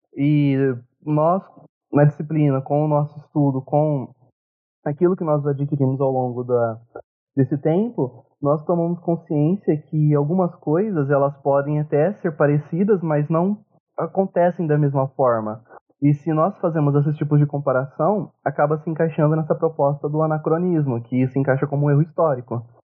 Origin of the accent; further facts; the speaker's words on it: Ribeirão Preto, São Paulo, Brazil; eu sou de Ribeirão Preto e do interior de São Paulo.